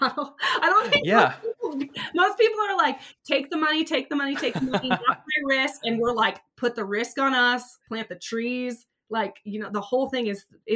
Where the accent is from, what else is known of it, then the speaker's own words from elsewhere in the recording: Santa Cruz, California, United States; I'm from Santa Cruz. I grew up by the ocean my whole life